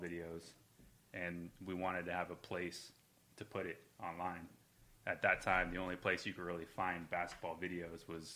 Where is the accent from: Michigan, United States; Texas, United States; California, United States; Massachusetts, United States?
California, United States; Santa Rosa; moved away as an adult; now in Southern California, United States; I eventually moved to Southern California. I'm originally from Santa Rosa, up north of San Francisco